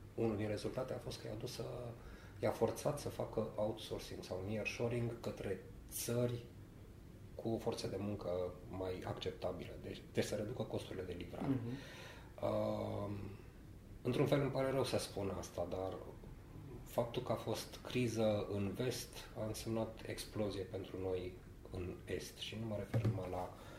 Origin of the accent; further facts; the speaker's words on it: Romania; also born or lived in Sibiu; now in Bucharest, Romania; în primul și în primul rând suntem români și în al doilea rând suntem corporatiști